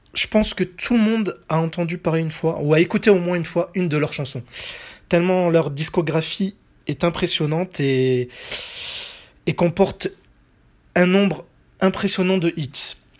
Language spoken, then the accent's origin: French; France; chez nous en France en 1993